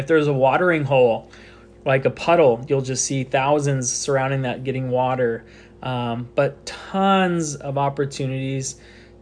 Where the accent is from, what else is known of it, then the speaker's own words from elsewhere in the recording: United States; I'm American